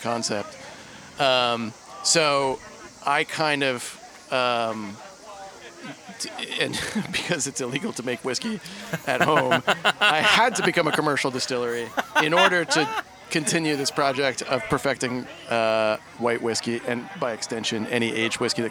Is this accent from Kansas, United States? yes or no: no; Eastern Kentucky, United States; now in New York, United States; I grew up in Eastern Kentucky